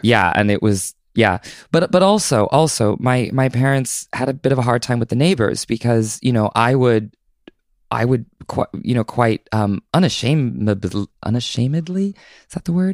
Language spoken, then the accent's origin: English; Southern Oregon, United States; born or raised there; also born or lived in Southern California